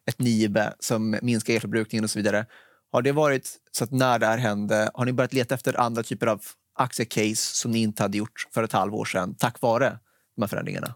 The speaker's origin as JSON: {"language": "Swedish", "town": "Stockholm", "region": "Stockholm County", "country": "Sweden", "tie": "born or raised there", "said": "jag är en stockholmare, född och uppväxt här"}